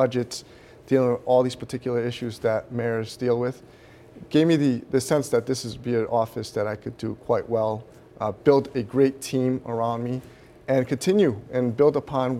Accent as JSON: {"language": "English", "town": "Central Falls", "region": "Rhode Island", "country": "United States", "tie": "born or raised there", "said": "I was born in Rhode Island."}